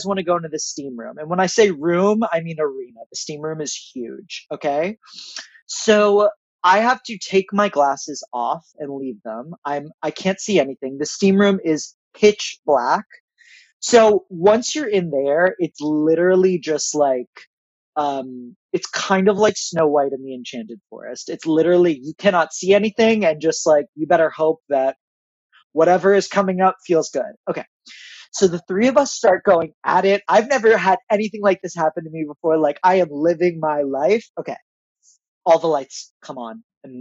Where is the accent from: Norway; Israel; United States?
Israel; moved away; I was born in Israel. I have a lot of family there